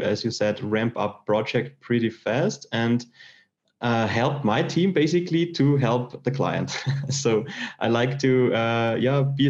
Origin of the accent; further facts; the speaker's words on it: Austria; I'm from Austria and I did a technical school